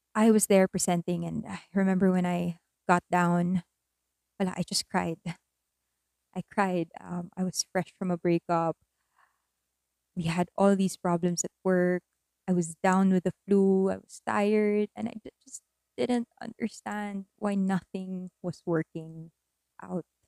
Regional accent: Philippines; also born or lived in Manila; an earthquake happened in my hometown and I had to move back because my family needed me that time

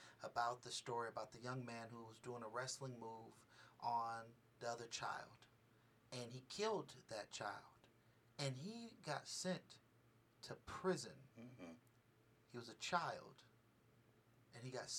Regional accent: Richmond, California, United States; now in Las Vegas, United States; I come from Richmond, California

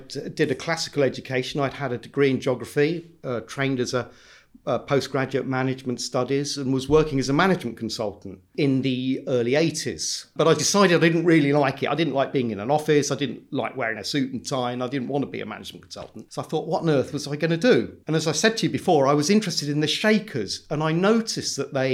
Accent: London, United Kingdom; I grew up in South London

